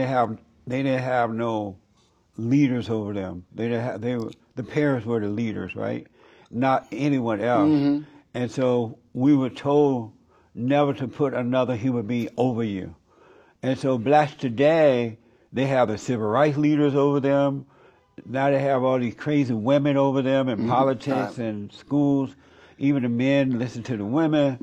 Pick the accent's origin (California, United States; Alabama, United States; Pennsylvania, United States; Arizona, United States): Alabama, United States; When I was growing up in Alabama